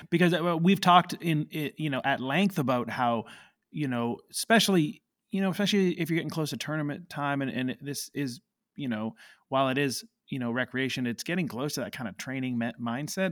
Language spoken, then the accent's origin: English; Canada; moved away as an adult; I grew up in Canada